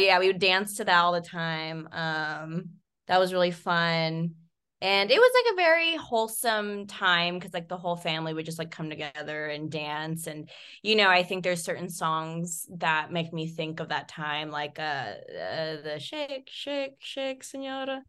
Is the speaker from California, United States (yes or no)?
yes; Visalia, California, United States; it was the Sequoia Mall. Um, Ooh. Um, yeah, in my hometown